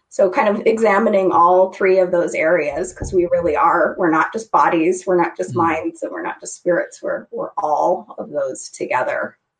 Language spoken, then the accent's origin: English; Idaho, United States; I grew up in Idaho. I grew up in a small town.